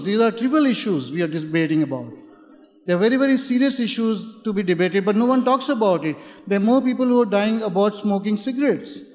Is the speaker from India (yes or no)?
yes; India; moved away; I'm from India.